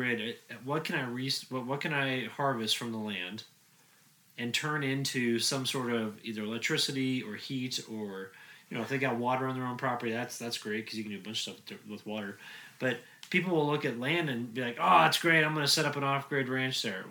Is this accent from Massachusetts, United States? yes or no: no; Colorado, United States; I'm from Colorado